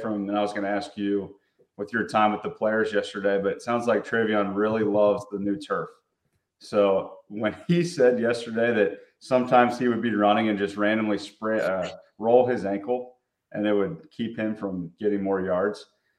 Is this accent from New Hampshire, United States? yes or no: no; Cincinnati, Ohio, United States; I grew up in Cincinnati